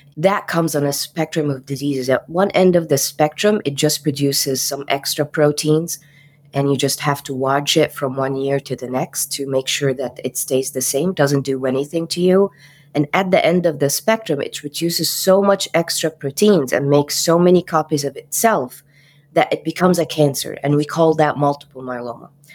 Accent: Cairo, Cairo Governorate, Egypt; moved away; I am from Cairo, Egypt

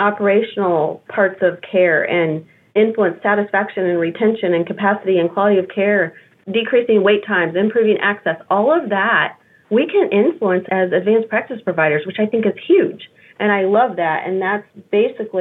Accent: Kansas City, United States; I was born and raised in Kansas City

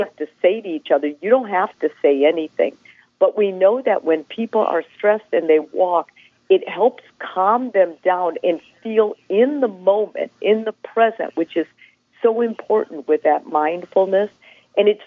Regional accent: northern Wisconsin, United States; now in Houston, United States; my family immigrated from Italy to northern Wisconsin

